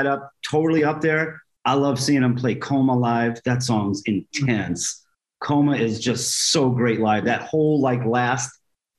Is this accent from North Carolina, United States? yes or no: no; New York City, New York, United States; I'm a Jewish kid growing up in Bayside, Queens